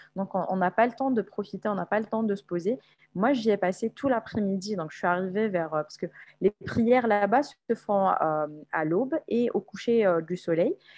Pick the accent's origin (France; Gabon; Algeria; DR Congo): Algeria; Algiers, Algiers Province; moved away as an adult; also born or lived in Guelma, Algeria; now in Kuala Lumpur, Malaysia; ma ville natale s'appelle Guelma. Elle se trouve à l'est de l'Algérie, mais j'ai vécu toute ma vie à Alger, qui est la capitale de l'Algérie